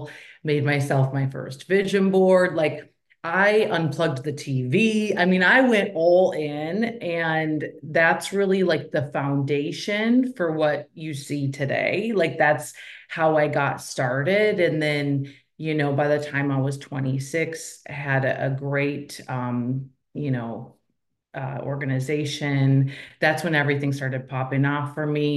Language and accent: English; Minnesota, United States; I am a girl from Minnesota. So I was raised by a single mom.